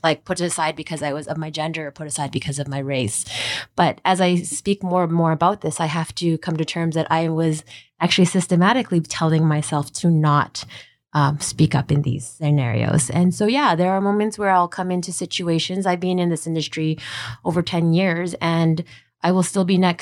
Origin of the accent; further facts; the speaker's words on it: Alberta, Canada; I'm from Alberta